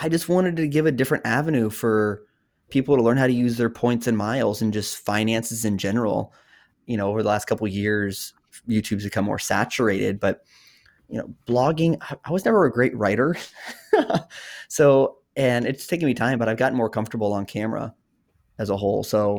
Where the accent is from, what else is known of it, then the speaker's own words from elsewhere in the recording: Oklahoma, United States; also born or lived in Texas / Massachusetts / New Hampshire; I'm a military brat. So I'm from Oklahoma, but I've lived in Oklahoma. I've lived in Texas. We didn't move around as much as other people, but Massachusetts.